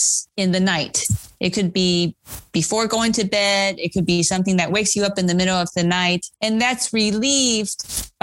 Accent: Taiwan; moved away; I grew up in Taiwan

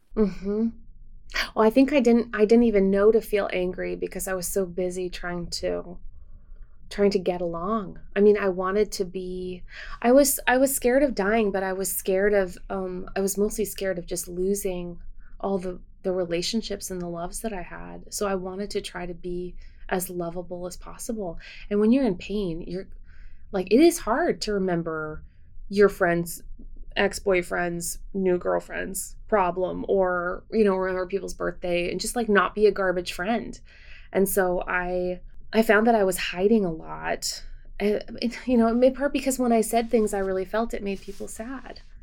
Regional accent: Winnipeg, Manitoba, Canada; now in United States; my hometown and of Winnipeg

